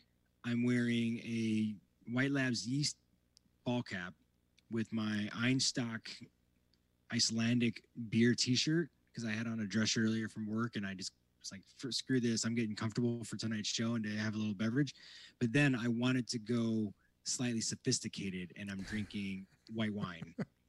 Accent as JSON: {"language": "English", "region": "Midwest", "country": "United States", "tie": "born or raised there", "moved": "yes", "lives_now": "Southern California, United States", "said": "Midwestern fall where I grew up."}